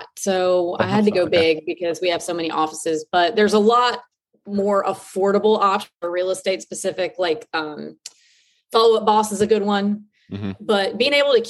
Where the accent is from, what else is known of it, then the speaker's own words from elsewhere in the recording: Southeastern US, United States; I grew up in the Southeast. So there's a lot of like medium-sized cities that I'll probably pivot to that I'm familiar